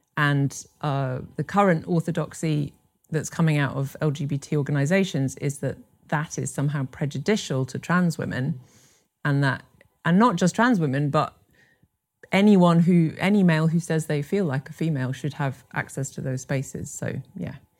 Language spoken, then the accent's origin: English; Scotland, United Kingdom; moved away; also born or lived in Brighton; I'm originally from Scotland.